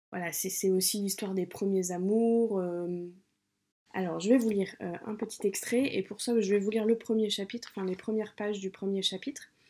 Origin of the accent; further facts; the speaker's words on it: Sartrouville, Île-de-France, France; à Sartrouville, qui est une ville, la ville où j'ai grandi, qui est dans les Yvelines, en région parisienne.